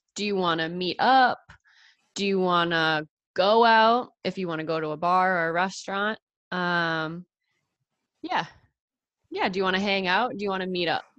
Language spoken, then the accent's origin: English; New England, United States; being from New England, the northeastern part of the United States, we have the four seasons